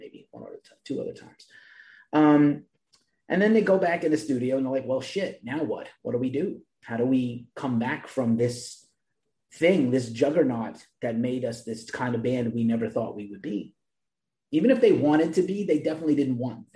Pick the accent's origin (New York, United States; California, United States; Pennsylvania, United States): New York, United States; New York City; I'm from the Bronx, New York, and my team is the New York Yankees